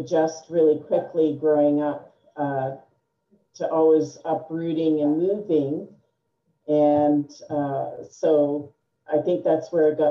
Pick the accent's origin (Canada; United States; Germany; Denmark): Canada; New Brunswick; born there; So, I am Canadian. I was born in the province of New Brunswick. My father was in the Canadian Armed Forces, and we moved a lot.